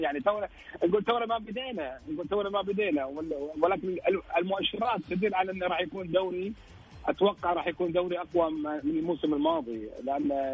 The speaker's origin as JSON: {"language": "Arabic", "country": "Kuwait", "said": "انا كويتي"}